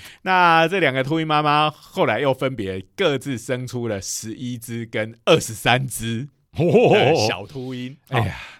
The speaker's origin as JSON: {"language": "Chinese", "country": "Taiwan", "said": "因为我们台湾人吃的东西也有一些是别人所不能接"}